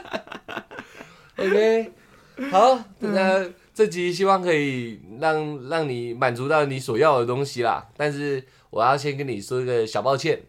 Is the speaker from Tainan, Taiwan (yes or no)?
no; Tamsui, New Taipei, Taiwan; 我老家靠海。然后 我从国中就在淡水